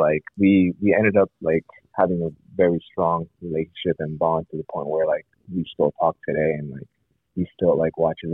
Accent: Columbus, Ohio, United States; I grew up in Columbus, Ohio.

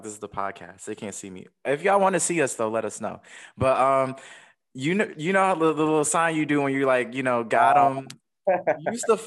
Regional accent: Detroit, Michigan, United States; I was from Detroit.

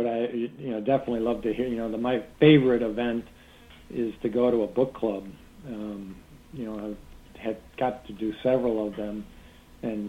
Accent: Canandaigua, New York, United States; now in Chicago, United States; I'm from Canandaigua, New York, which is in western New York. It's in the Finger Lakes. It's a great place. It was a great place to grow up

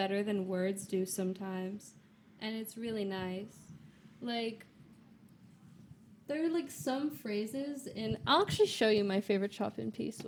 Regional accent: Long Island, New York, United States; also born or lived in Brooklyn; I grew up in Long Island.

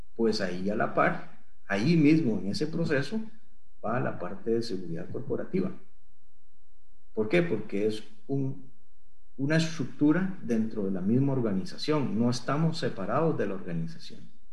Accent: Costa Rica; estando en Costa Rica

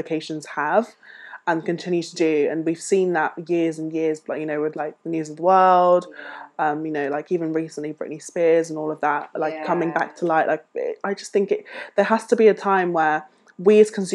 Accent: United Kingdom; we as British people

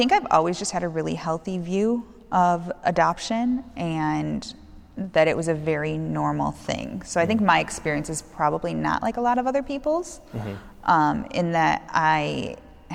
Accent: St. Charles, United States; We grew up in St. Charles

